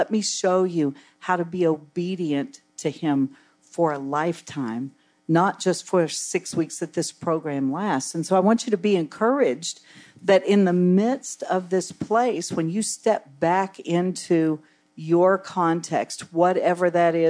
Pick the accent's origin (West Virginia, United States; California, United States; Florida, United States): West Virginia, United States; now in Tampa, United States; In where I come from in West Virginia, I live in Tampa now, but I grew up in West Virginia in a small town.